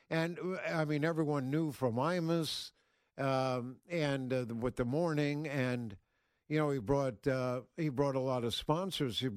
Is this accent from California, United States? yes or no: yes; San Francisco, California, United States; born there; I, I uh, uh, started out in California because I'm I was born in San Francisco